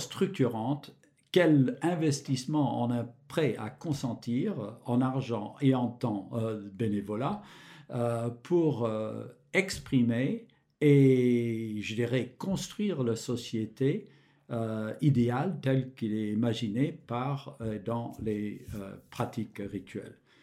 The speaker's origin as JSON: {"language": "French", "region": "Michigan", "country": "United States", "tie": "born or raised there", "moved": "yes", "said": "j'ai grandi dans l'État de Michigan"}